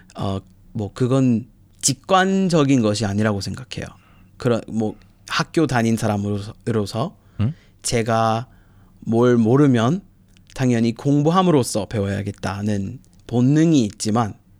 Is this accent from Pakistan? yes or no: no; United States; Korean is a second language; moved away as an adult; now in Busan, South Korea